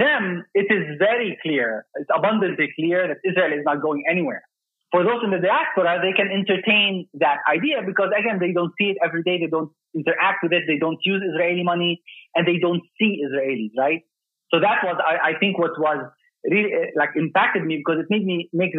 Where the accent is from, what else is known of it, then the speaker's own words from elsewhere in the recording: Dubai, United Arab Emirates; So I was actually born and raised in Dubai in the United Arab Emirates in 1974.